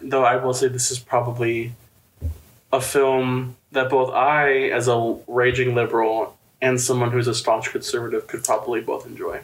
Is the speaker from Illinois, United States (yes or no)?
yes; Chicagoland, about an hour from downtown Chicago, Illinois, United States; moved away; I'm from Chicago Land, and I grew. All my family worked in Chicago, and my family's from Chicago. Um, but I grew up about an hour from downtown Chicago